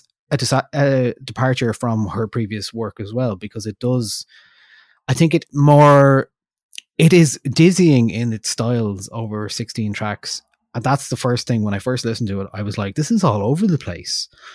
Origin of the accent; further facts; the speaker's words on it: Ireland; we're from Ireland, we speak English